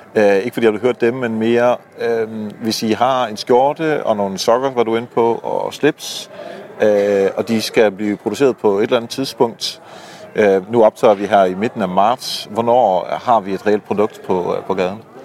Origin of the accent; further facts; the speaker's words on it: Netherlands; moved away; Jeg er jo hollænder, øh, hvor, øh, Kasper også bor. Øhm, så jeg var hjemme og, øh, besøge moderlandet